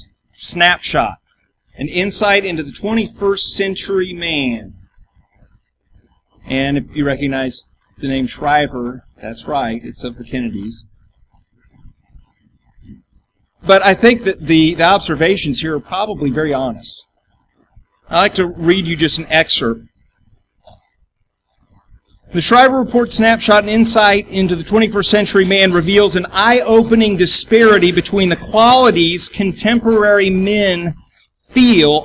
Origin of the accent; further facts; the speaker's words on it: United States; We're an American